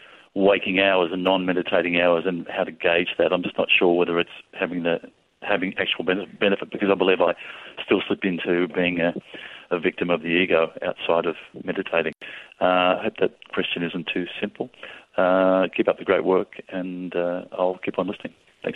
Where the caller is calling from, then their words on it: Melbourne, Victoria, Australia; I'm ringing from Melbourne, Australia.